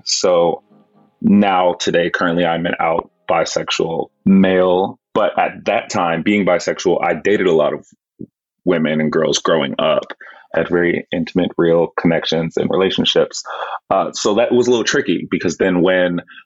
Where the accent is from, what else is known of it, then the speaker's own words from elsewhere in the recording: Texas, United States; growing up in Texas